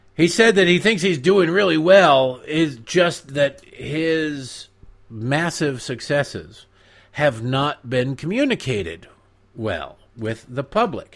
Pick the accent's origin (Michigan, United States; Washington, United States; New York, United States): Michigan, United States; Detroit; I've watched hours and hours of curling growing up in Detroit on the C B C